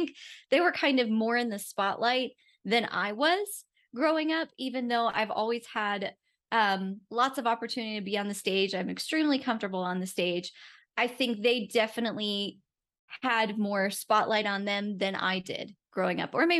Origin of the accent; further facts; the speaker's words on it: Rochester, New York, United States; moved away as an adult; also born or lived in Jacksonville, Florida; So I grew up in Rochester, New York. So that is just on Lake Ontario